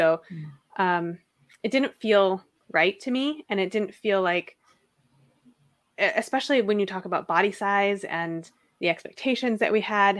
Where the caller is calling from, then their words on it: Seattle, Washington, United States; And I'm coming from Seattle.